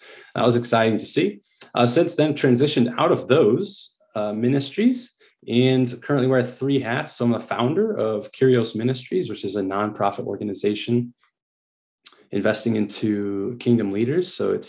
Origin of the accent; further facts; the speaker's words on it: Springfield, Illinois, United States; moved away as an adult; also born or lived in Southern California; now in Vienna, Austria; Currently in Austria, in Vienna, Austria. So I was born and raised in Springfield, Illinois, and moved to Southern California for my university degree in entrepreneurship in a Christian school.